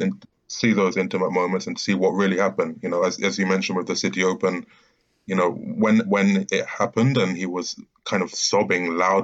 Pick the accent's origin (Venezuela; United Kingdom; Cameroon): United Kingdom; as a British journalist, follow Murray